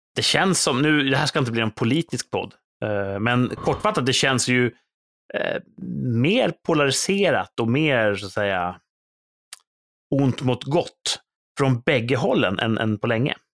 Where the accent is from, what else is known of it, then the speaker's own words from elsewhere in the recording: Sweden; som svensk